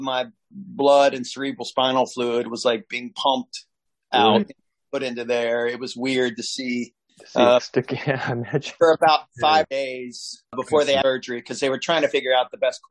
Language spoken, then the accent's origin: English; Norwood, Ohio, United States; growing up in Norwood, was literally like Mayberry